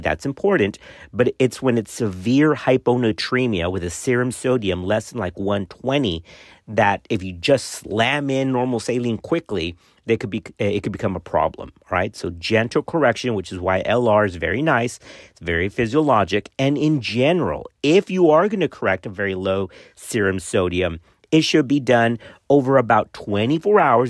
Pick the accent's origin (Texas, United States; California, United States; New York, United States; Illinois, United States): Texas, United States; my home state of Texas